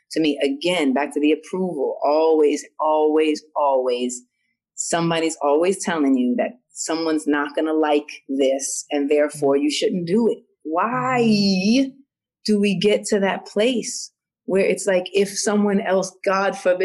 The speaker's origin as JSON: {"language": "English", "region": "New York", "country": "United States", "tie": "born or raised there", "said": "I grew up in New York and because I'm mixed"}